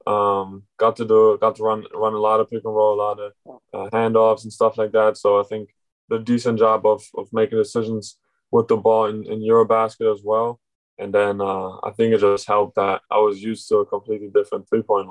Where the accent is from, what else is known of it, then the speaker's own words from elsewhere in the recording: Germany; also born or lived in Berlin; now in Orlando, United States; growing up in Germany